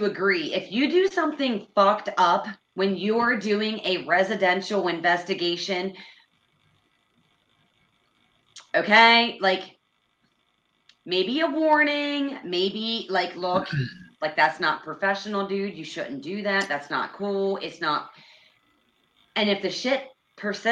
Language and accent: English; Pennsylvania, United States; now in Indiana, United States; So we are both from Pennsylvania